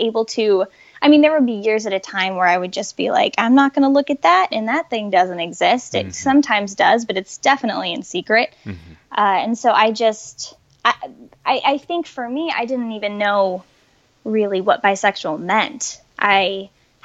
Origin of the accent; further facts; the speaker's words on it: Colorado, United States; moved away as an adult; I grew up in Colorado